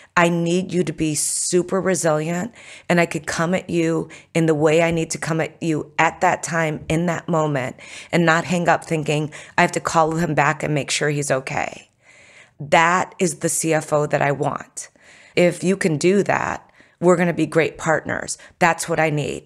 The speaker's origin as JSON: {"language": "English", "country": "United States", "tie": "born or raised there", "said": "I was born in America"}